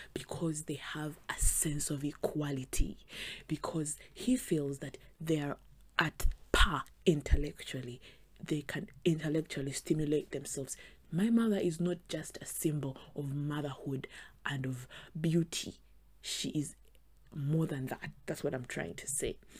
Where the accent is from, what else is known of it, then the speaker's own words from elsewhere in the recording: Western Region, Uganda; I am from the West, Western Uganda